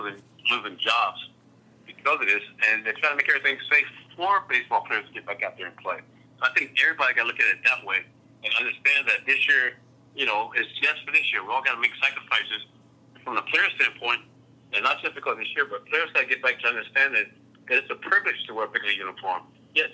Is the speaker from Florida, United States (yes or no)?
yes; Tampa, Florida, United States; I got traded to Tampa, my hometown team